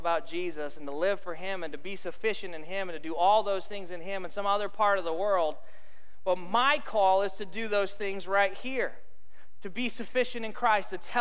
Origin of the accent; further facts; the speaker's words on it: Arizona, United States; I grew up in Arizona